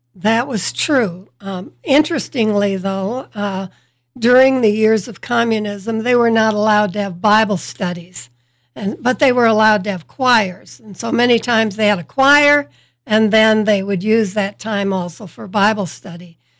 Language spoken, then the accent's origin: English; Holland, Michigan, United States; moved away as an adult; also born or lived in Slovakia; I grew up here in Holland, Michigan